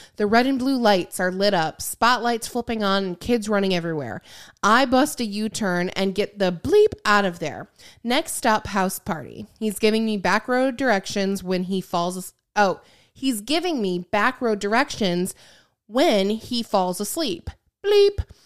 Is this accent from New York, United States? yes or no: no; Michigan, United States; I grew up in Michigan.